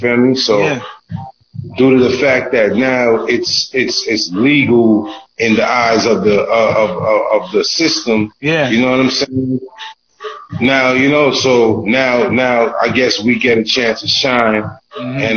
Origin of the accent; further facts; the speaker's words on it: New York City, New York, United States; I'm raining straight out of Brooklyn, Flatbush territory.